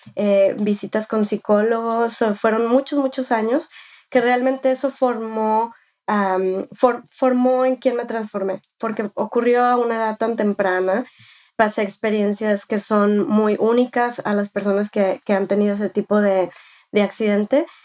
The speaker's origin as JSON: {"language": "Spanish", "country": "Mexico", "tie": "born or raised there", "first_language": "Spanish", "moved": "as an adult", "lives_now": "United States", "said": "soy de México, nacida y, criada. Viví en México hasta que tenía 18 años."}